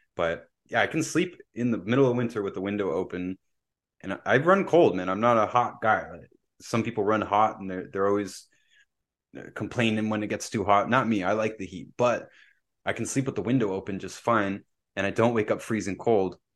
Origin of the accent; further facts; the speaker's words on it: Pickering, Ontario, Canada; moved away; also born or lived in Windsor; I grew up down in Bay Ridges, right, where we're next to the bay